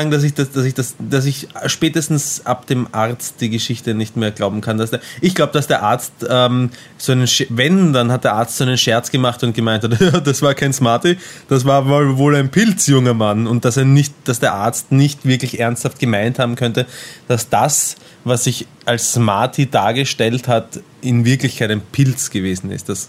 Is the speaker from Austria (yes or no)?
yes; Austria; Ich bin Österreicher, ich, wir machen das anders.